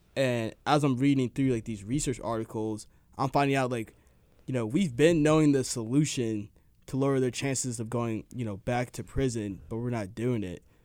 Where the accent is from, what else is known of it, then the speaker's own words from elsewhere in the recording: suburb outside of Dallas, Texas, United States; I'm from a suburb outside of Dallas. And at the first neighborhood I lived